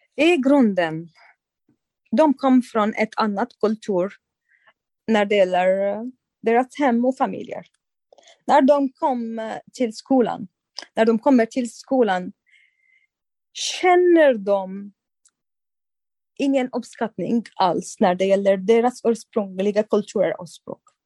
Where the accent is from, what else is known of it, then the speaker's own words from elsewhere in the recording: Syria; Swedish is a second language; moved away as an adult; also born or lived in Turkey; now in Sweden; jag kommer från samma land, eh, samma länder